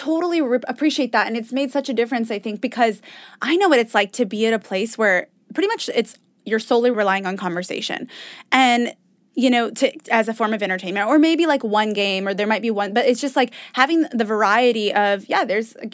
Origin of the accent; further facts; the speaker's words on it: Indiana, United States; we're from Indiana